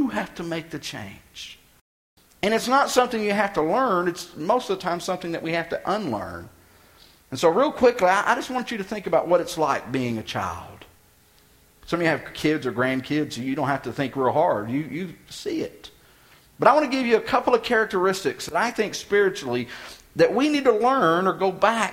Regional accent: Texas, United States; moved away; I'm from Texas

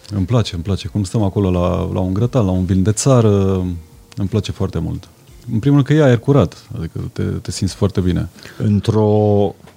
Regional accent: Transylvania, Romania; Sunt și ardelean

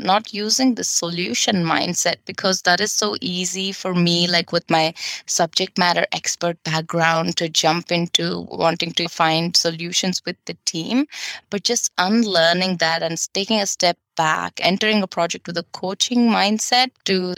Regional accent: Bangalore, Karnataka, India; moved away as an adult; also born or lived in Denmark; half my time in India, in my hometown in Bangalore

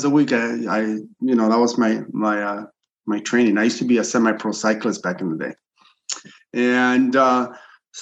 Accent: Los Angeles, California, United States; also born or lived in Chile; I'm originally from Chile and I'm an immigrant here. I came here illegally. I was about 8 or 9 years old

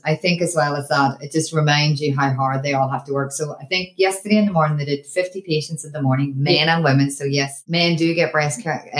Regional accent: Ireland; moved away; we wouldn't be Irish if we hadn't had a few wee beers.

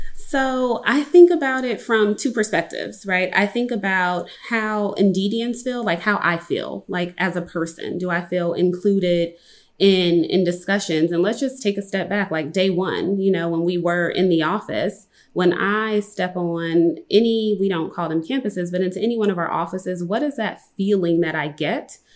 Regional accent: Compton, California, United States; I'm from Compton, California

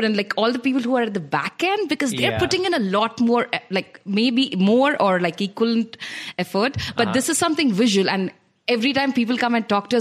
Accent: Hyderabad, Telangana, India; moved away as an adult; also born or lived in Bombay / Bangalore; I'm from Hyderabad.

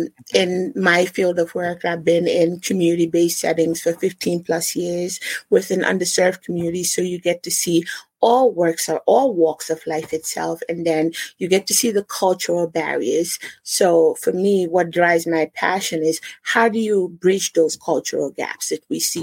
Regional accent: New Jersey, United States; born there; now in Rhode Island, United States; No, I wasn't born in Rhode Island. I was born in New Jersey.

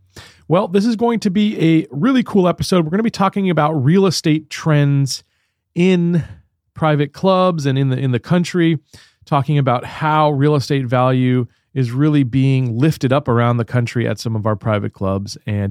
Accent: United States; as an American

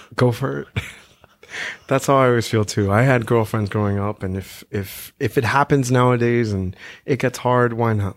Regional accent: New York, United States; growing up in New York

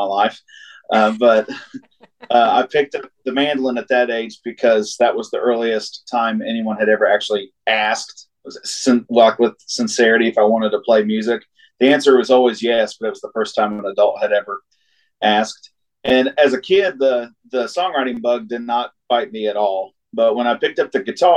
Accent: Wheelersburg, Ohio, United States; also born or lived in Portsmouth, Ohio; I'm from technically from Wheelersburg, Ohio, but born in Portsmouth and raised in Wheelersburg, just about 8 miles away

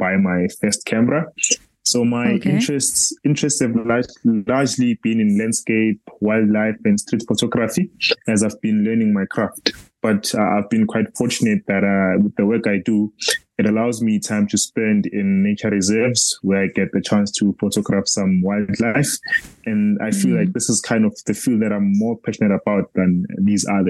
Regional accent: Johannesburg, Gauteng, South Africa; I was born in the vibrant township of Soweto. I've lived here all my life

